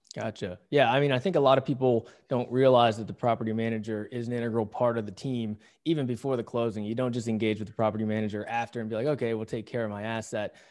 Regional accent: Pittsburgh, Pennsylvania, United States; now in Southern California, United States; I grew up around Pittsburgh

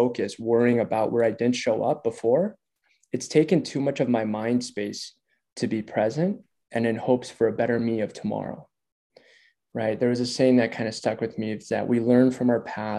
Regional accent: Minneapolis, Minnesota, United States; moved away as an adult; now in Denver, United States; Minneapolis. Yeah, I grew up, born and raised in Minneapolis.

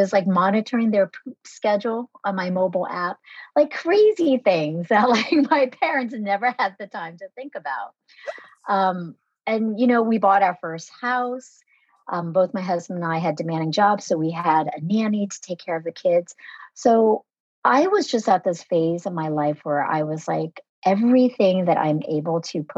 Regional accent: United States; born or raised there; first language Vietnamese; English is a second language

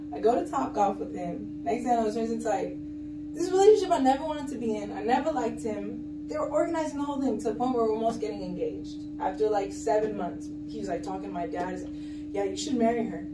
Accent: Kendall, Florida, United States; I am from Miami, Florida. Yeah. yeah. So I'm from Kendall, Florida

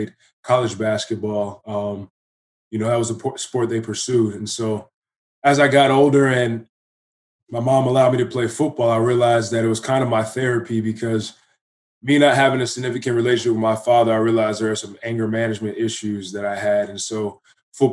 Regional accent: Fairfax, Virginia, United States; moved away as an adult; now in Canada; I'm originally from Virginia, Fairfax, to be exact

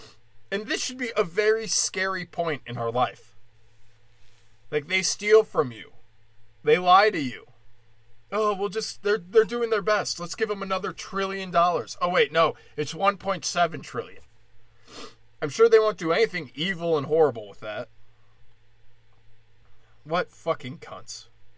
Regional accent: India; Well, I'm Indian, so I just get to decide what's racist.

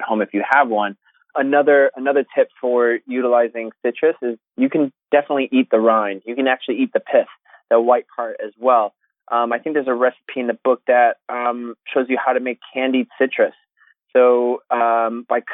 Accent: Connecticut, United States; also born or lived in New York City, United States / Los Angeles, United States / Australia; now in London, United Kingdom; I grew up in Connecticut

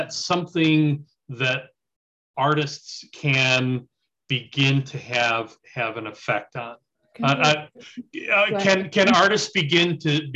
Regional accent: United States; as an American

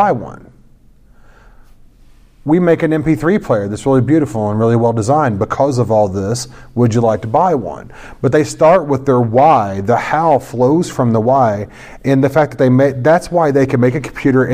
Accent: St. Louis, Missouri, United States; I'm from St. Louis

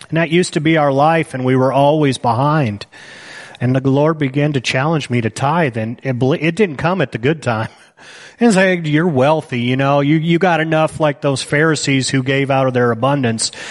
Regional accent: United States; I deserve this money because I'm an American. I could have been born in Somalia.

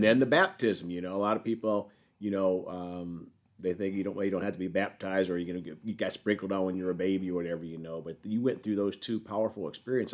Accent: South Dakota, United States; moved away; I'm from South Dakota originally

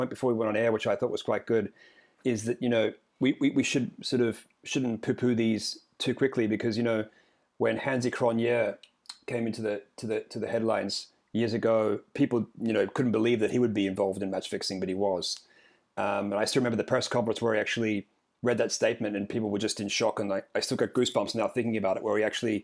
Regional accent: Australia; When I was growing up in Australia

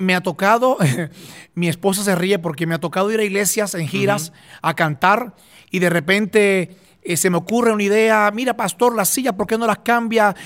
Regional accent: Puerto Rico; yo soy de Puerto Rico, no soy de, no soy de, Israel

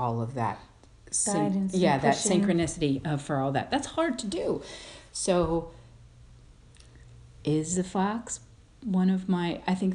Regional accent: Colorado, United States; I am from Colorado

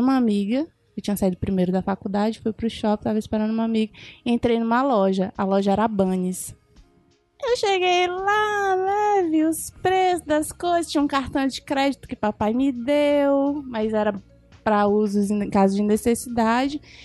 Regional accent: São Luís, Maranhão, Brazil; moved away as an adult; now in Fortaleza, Brazil; eu sou do Maranhão, né, que eu vim de São Luís

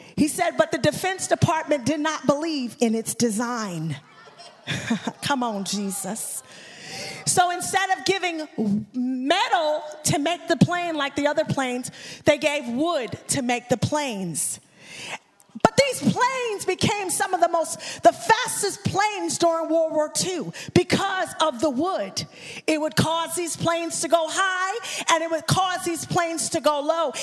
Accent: Dallas, Texas, United States; I am from Dallas, Texas

